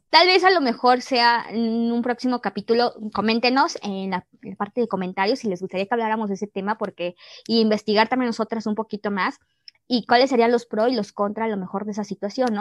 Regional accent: Mexico; somos mexicanas

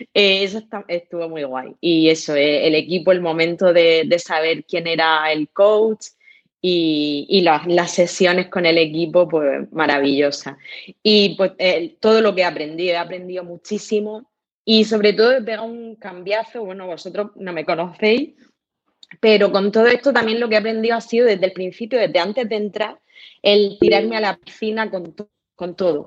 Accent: Murcia, Region of Murcia, Spain; yo soy de Murcia, trabajo en Murcia

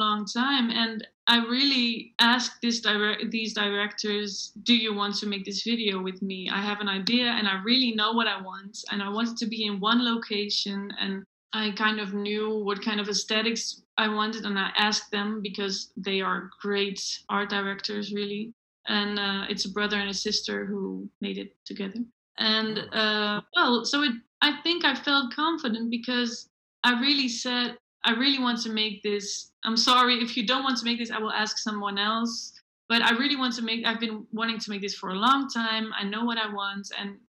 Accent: Netherlands; now in Belgium; The thing is, I moved from Holland to Belgium.

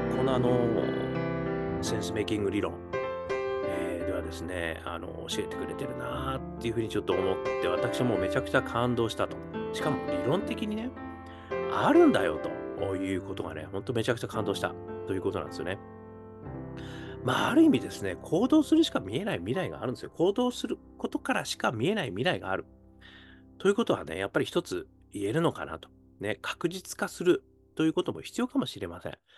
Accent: Hokkaido, Japan; now in Tokyo, Japan; 北海道生まれとしては

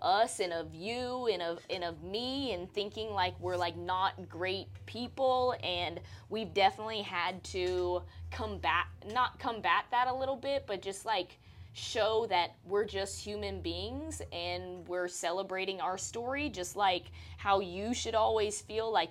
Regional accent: Louisiana, United States; now in Texas, United States; I'm originally from Louisiana, but I've lived most of my life now here in Texas.

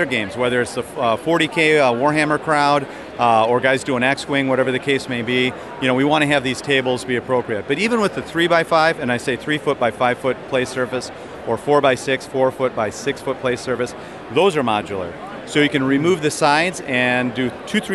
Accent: Chicago, Illinois, United States; I'm from Chicago area

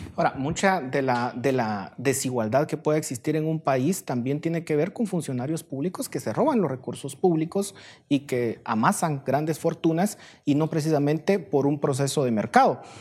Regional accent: Guatemala; como guatemaltecos

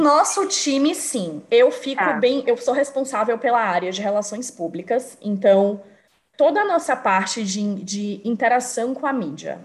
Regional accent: Salvador, Bahia, Brazil; moved away as an adult; now in São Paulo, Brazil; Sou brasileira, moro em São Paulo, apesar de ser baiana de Salvador, mas moro em São Paulo há quase sete anos já

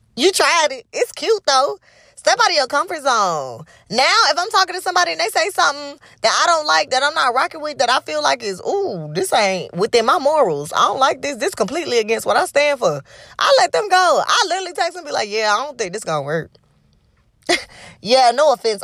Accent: the South, United States; I grew up in the South

